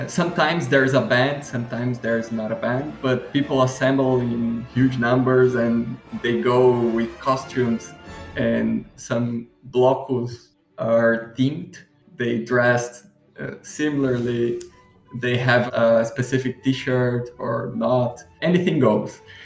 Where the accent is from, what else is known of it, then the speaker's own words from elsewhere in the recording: Curitiba, Paraná, Brazil; now in Florianópolis, Brazil; I was born in Curitiba, which is a city in the southern part of Brazil.